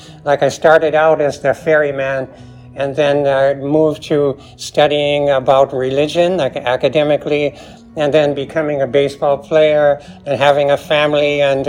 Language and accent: English; San Francisco, California, United States; also born or lived in Taos, New Mexico; I grew up also around San Francisco, and before it was Silicon Valley, unfortunately.